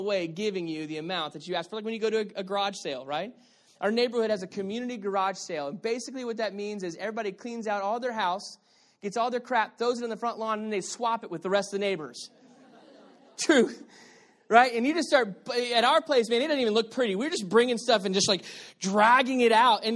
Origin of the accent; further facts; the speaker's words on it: Texas, United States; moved away; also born or lived in Arizona; I'm from Texas